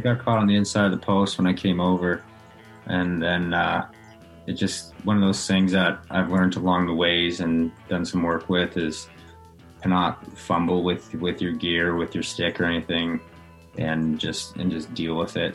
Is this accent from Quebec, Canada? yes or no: no; right outside Edmonton, Alberta, Canada; moved away; I grew up obviously right outside Edmonton, so I was always an Oilers fan growing up.